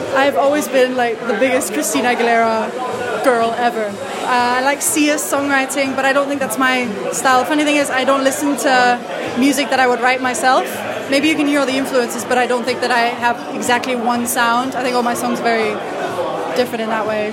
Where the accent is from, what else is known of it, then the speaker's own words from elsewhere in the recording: Switzerland; moved away as an adult; now in London, United Kingdom; I grew up in Switzerland